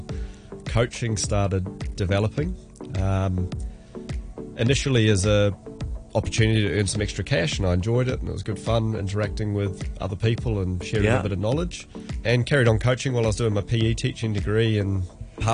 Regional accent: New Zealand; now in Hong Kong; being a Kiwi

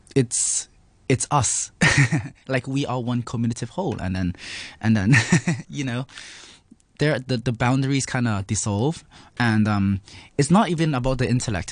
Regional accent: Hong Kong; I was raised in Hong Kong

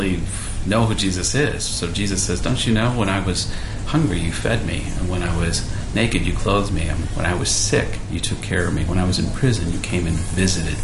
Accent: United States; now in Hong Kong; I'm an American

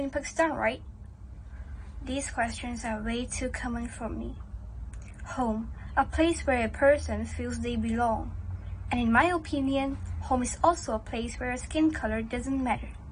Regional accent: Hong Kong; I was born and raised here

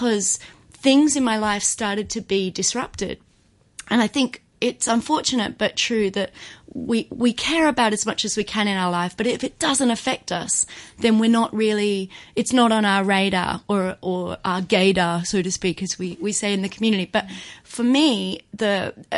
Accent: Adelaide, South Australia, Australia; moved away as an adult; now in Hong Kong; I'm from Australia, from Adelaide, and before I moved to Hong Kong

